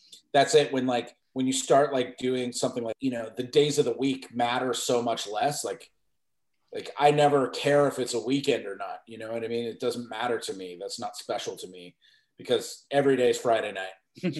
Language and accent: English; Mississauga, Ontario, Canada; when I grew up in Mississauga